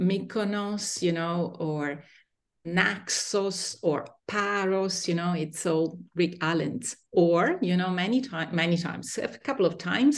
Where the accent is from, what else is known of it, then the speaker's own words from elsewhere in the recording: Verona, Veneto, Italy; Yes, I'm a native of Verona. I was born here, born and raised in Verona.